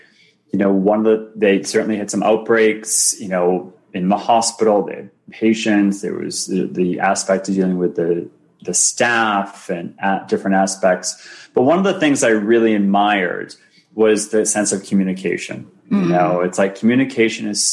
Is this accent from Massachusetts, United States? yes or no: yes; Boston, Massachusetts, United States; moved away as an adult; also born or lived in Ohio / New York City / Toronto; I grew up in Boston. That's my home city.